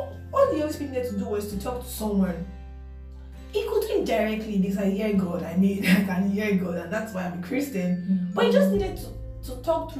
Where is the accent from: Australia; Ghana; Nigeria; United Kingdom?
Nigeria; I'm from Nigeria